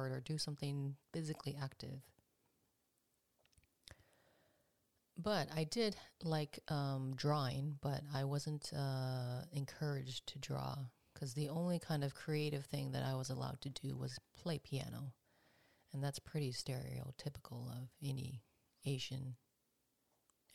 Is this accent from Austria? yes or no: no; Canada; first language English; I was born in Canada. My parents immigrated from Korea. And growing up here